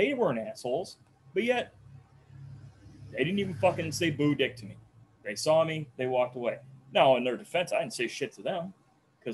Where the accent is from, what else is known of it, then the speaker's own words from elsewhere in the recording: Janesville, Wisconsin, United States; I give him the standard answer, Janesville